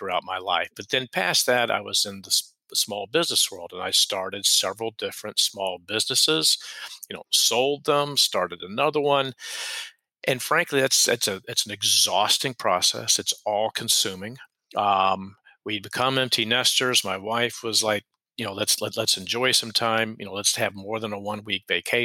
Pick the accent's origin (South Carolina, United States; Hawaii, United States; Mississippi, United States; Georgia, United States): Georgia, United States; Atlanta; moved away as an adult; now in Charleston, United States; I'm from Atlanta, Georgia, originally